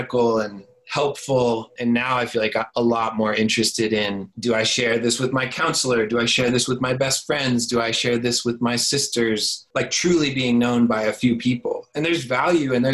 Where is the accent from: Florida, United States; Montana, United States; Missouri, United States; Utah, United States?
Florida, United States; moved away as an adult; I moved back to my hometown in Florida